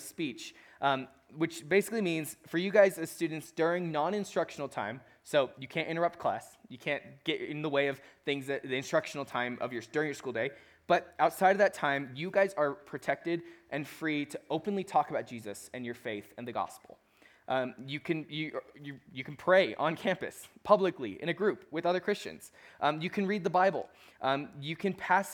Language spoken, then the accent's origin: English; Chicago, Illinois, United States; I'm from Chicago.